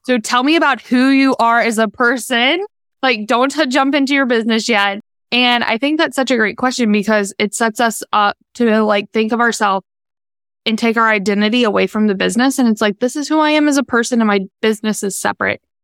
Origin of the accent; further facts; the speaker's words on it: Virginia, United States; moved away as an adult; also born or lived in North Carolina; now in Charlotte, United States; I'm from Virginia